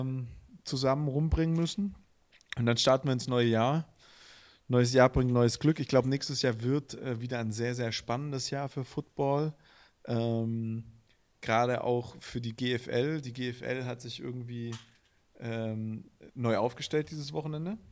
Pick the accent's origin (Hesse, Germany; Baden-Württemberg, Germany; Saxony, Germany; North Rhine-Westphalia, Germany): Baden-Württemberg, Germany; Villingen-Schwenningen; accent: Swabian; moved away; ich komme ja aus Villingen, Schwenningen und Villingen ist Baden und Schwenningen ist Schwaben. Und ich bin tatsächlich auch noch in Schwenningen geboren